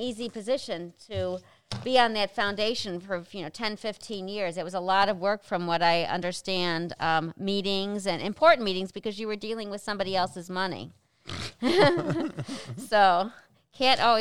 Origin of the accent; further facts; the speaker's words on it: Chicago, Illinois, United States; now in Cincinnati, United States; I'm a foreigner too because I come from Chicago.